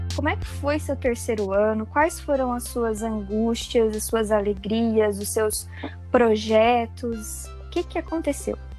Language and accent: Portuguese; Hortolândia, São Paulo, Brazil; também sou de Hortolândia